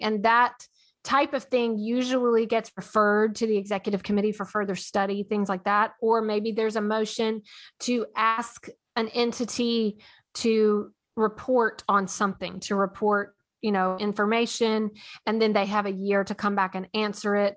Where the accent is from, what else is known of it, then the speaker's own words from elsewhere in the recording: Nashville, Tennessee, United States; I am from Nashville